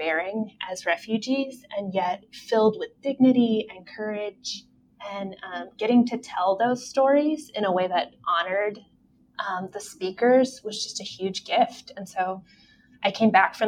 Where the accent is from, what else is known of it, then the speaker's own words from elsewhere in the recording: Texas, United States; moved away as an adult; also born or lived in Phoenix, Arizona; now in Michigan, United States; I lived most of my life in Texas. I was born in Phoenix, Arizona